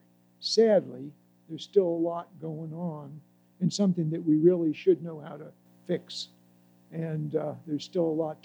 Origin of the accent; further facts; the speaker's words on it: Altoona, Pennsylvania, United States; I grew up in Altoona, Pennsylvania